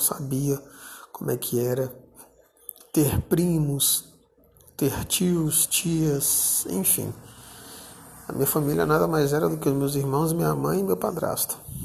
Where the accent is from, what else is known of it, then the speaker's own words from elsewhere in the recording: Brasília, Federal District, Brazil; Eu, na cidade onde eu nasci, né, Brasília